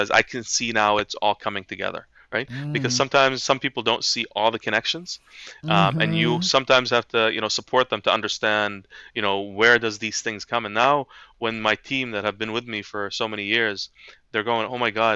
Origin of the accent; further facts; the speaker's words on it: Halifax, Nova Scotia, Canada; English is a second language; when I came to Halifax as a young boy, I was bullied.